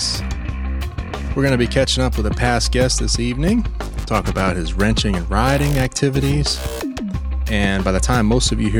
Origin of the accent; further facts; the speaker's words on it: Pennsylvania, United States; I grew up in Pennsylvania as well.